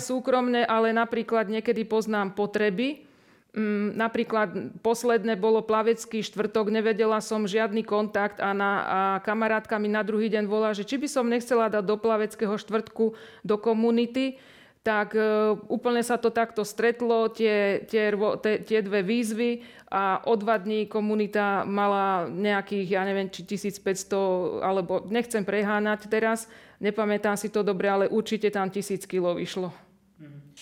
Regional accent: Piešťany, Trnava Region, Slovakia; Tak som z Piešťan a v Piešťanoch už teda bývam e, niekoľko rokov

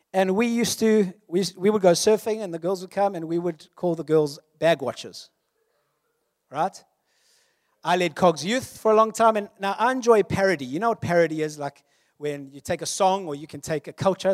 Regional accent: South Africa; I am South African, born in nineteen eighty-three. A millennial born during apartheid, but kinda schooled after apartheid

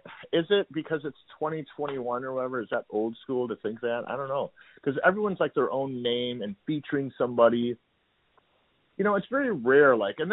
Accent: Toledo, Ohio, United States; now in Detroit, United States; yeah, I'm from Toledo, Ohio, and we came up here in 1998

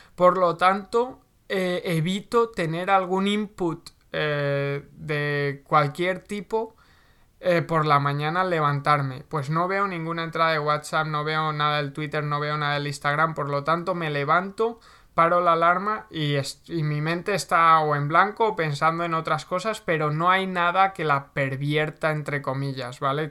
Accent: Segorbe, Valencian Community, Spain; vivía en, mi pueblo, vivía en Segorbe

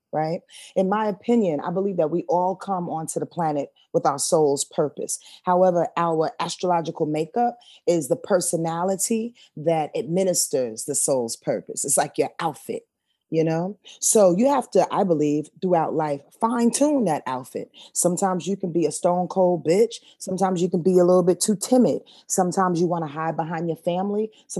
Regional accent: Yonkers, New York, United States; I'm from Yonkers, New York. I was born 7770.

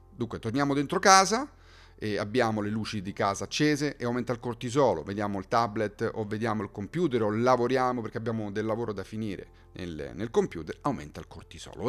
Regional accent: Rome, Lazio, Italy; sono di Roma

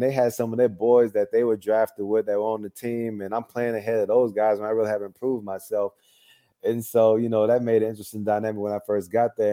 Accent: Mississippi, United States; growing up in Mississippi

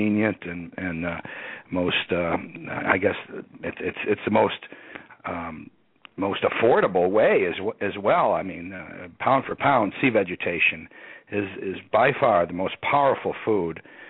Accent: Rochester, New York, United States; moved away as an adult; also born or lived in Austin, Texas; I grew up near Canada, up there in the western side of Rochester, New York.

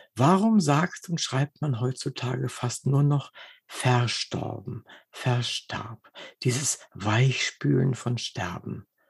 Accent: Wolfenbüttel, Lower Saxony, Germany; moved away as an adult; also born or lived in Braunschweig; Ich bin in Wolfenbüttel geboren und habe in ah. Braunschweig studiert und war also bis zu meinem 42. Lebensjahr in, in Braunschweig, Wolfenbüttel in der Gegend unterwegs.

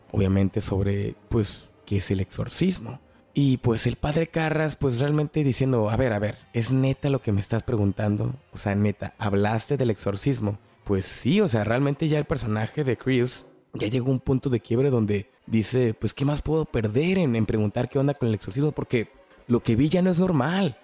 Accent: Mexico; yo crecí mirando esta película en VHS y pues obviamente la miraba en el Canal 5, en México, obviamente, los noventas

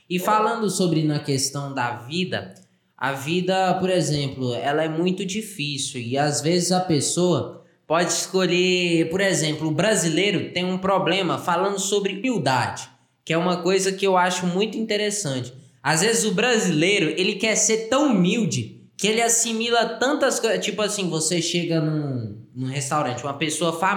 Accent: Goiás, Brazil; Nós somos goianos, né?

